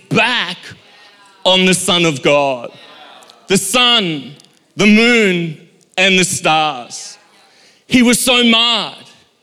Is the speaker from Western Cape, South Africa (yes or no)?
no; Durban, KwaZulu-Natal, South Africa; when I was a child, growing up in Durban, South Africa